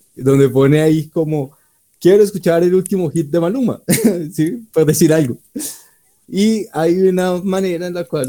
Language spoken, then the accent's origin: Spanish; Colombia; donde nos tratan a los colombianos